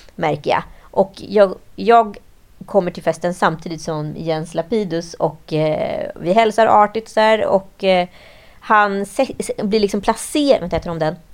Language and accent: Swedish; Mälardalen, Sweden; vi är ju från Mälardalen, gnällbältets finest